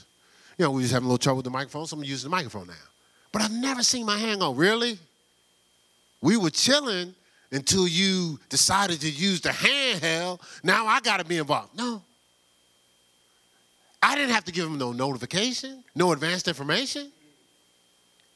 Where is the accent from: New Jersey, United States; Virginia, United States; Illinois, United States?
New Jersey, United States; Newark; growing up in Newark